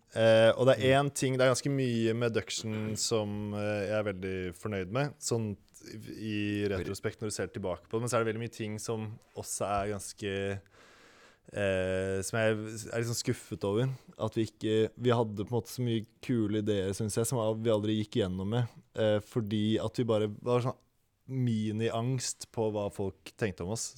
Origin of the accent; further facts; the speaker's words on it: Oslo, Norway; jeg er fra Holmenkollen i Oslo